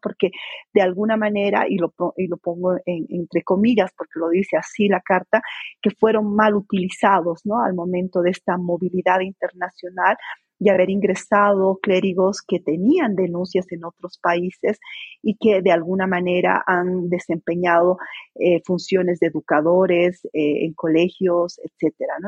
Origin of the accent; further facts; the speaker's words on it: Bolivia; mi país